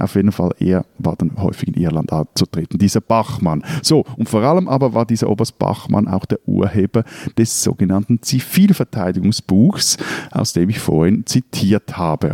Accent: Switzerland; als Schweizer

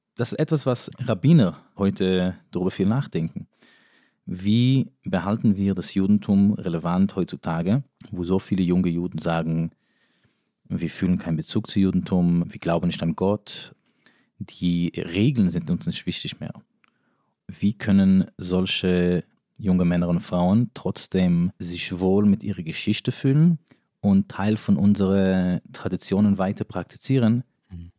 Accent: New York, United States; first language Yiddish; German is a second language; moved away as an adult; also born or lived in Israel / Berlin; now in Germany; Also ich bin in New York aufgewachsen. Englisch war aber erst meine dritte oder vierte Sprache

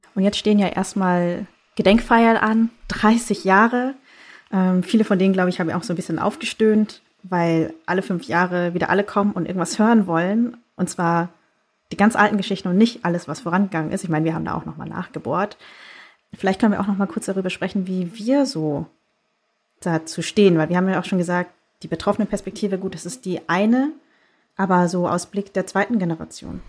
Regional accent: Bavaria, Germany; moved away; ich bin in Bayern groß geworden

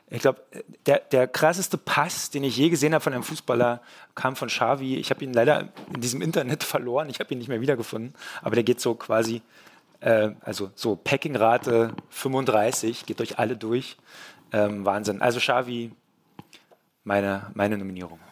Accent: East Germany, Germany; ich bin ja ein Ossi

